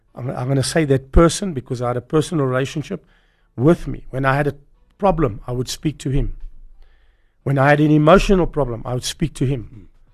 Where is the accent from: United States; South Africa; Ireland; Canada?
South Africa; I grew up in Bella Vista, where the poor people were